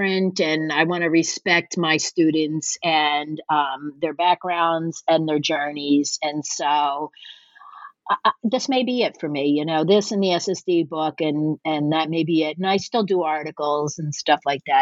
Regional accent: Norristown, Pennsylvania, United States; also born or lived in Philadelphia; my hometown of Norristown

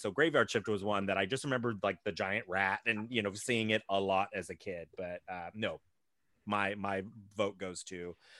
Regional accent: Ohio, United States; when I was growing up in Ohio

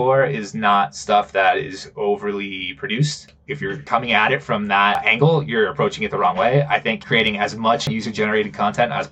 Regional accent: Connecticut, United States; moved away as an adult; now in Guadalajara, Mexico; I'm originally from Connecticut. I live in Guadalajara, Mexico. I've been in Guadalajara for 6 years

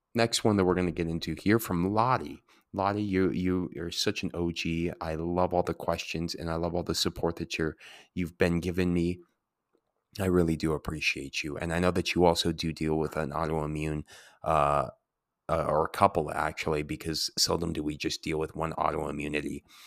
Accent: Santa Fe, New Mexico, United States; moved away; also born or lived in Colorado / Washington; growing up in Santa Fe

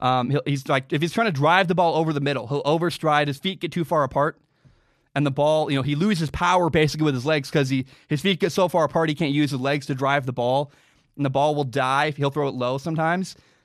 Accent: Washington, United States; My home state of Washington just announced that we're going to be stuck inside for at least another 31 days

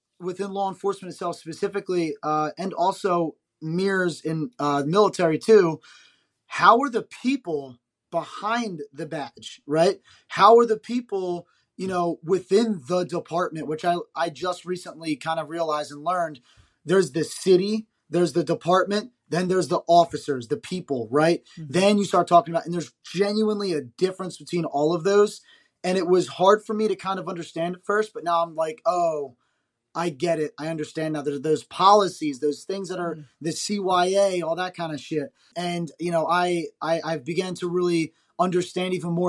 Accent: New Jersey, United States; I grew up in South Jersey

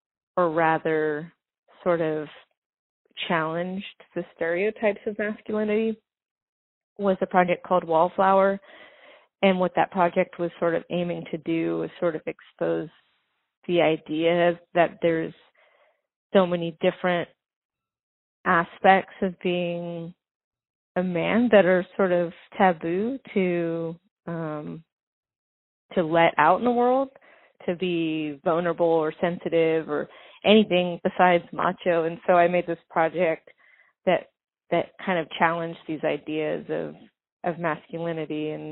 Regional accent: Venice Beach, California, United States; also born or lived in New Orleans / New York; I grew up in Venice Beach in Santa Monica.

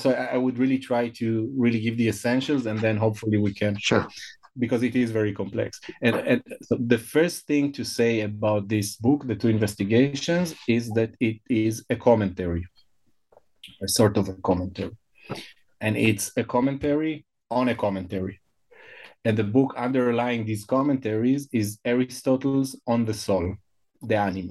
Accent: Israel; first language Hebrew; English is a second language; I was born and I grew up in, in Israel

